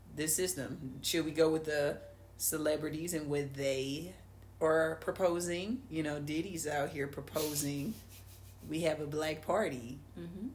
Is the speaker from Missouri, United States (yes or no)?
yes; St. Louis, Missouri, United States; We're from St. Louis